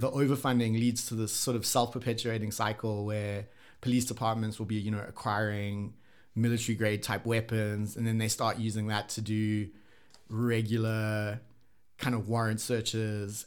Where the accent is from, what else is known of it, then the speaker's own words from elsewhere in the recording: South Africa; also born or lived in Japan / Sweden; as a South African, when I was, like, you know, grew up here, kinda lived here